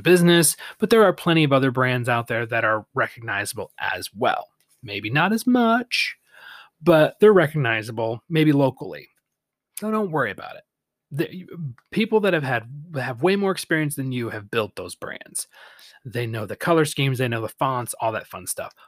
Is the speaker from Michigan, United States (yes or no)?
yes; Michigan, United States; Lansing, Michigan, my home state.